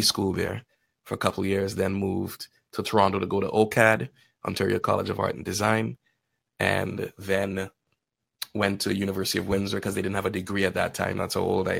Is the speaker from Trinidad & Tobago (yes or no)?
yes; Trinidad & Tobago; moved away as an adult; also born or lived in Guyana; now in Canada; Lived in Trinidad between 9 and 18. And that's where I really consider myself Trini, because I'm like, that's where my memories are. That's where I grew up